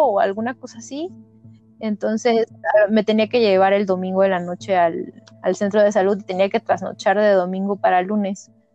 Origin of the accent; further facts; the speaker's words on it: Toluca, State of Mexico, Mexico; yo vengo de Toluca, de la Autónoma del Estado de México